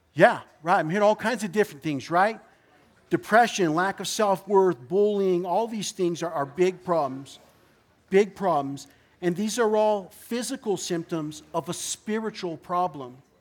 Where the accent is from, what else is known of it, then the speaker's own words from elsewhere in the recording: Orange County, California, United States; I am from Orange County